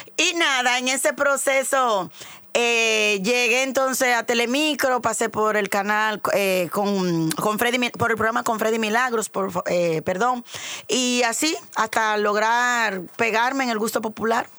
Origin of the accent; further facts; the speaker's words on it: Dominican Republic; el prototipo de mujer dominicana soy yo